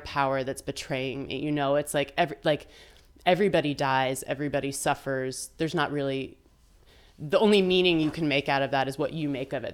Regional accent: Vermont, United States; it happened to be where I was growing up in Vermont

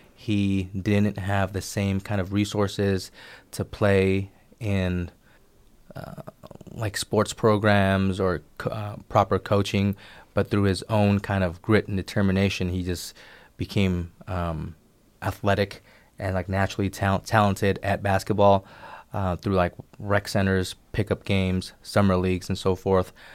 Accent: Bay Area, California, United States; growing up in the Bay Area, I had a lot of collectively Asian-American

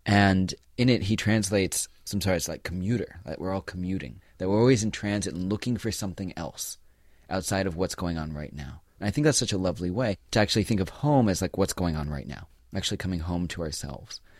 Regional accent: New York City, New York, United States; I was born and raised in the Shambhala Buddhist tradition. here in New York City.

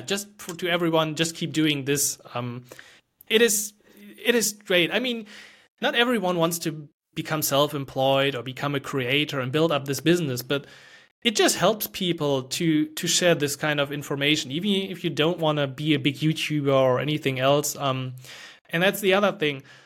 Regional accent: Germany; English is a second language; I'm from Germany

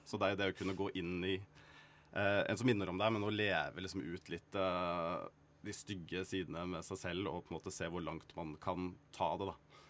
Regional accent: Kragerø, Vestfold og Telemark, Norway; moved away; jeg var veldig ensom og alene hjemme i Sannidal i Kragerø.

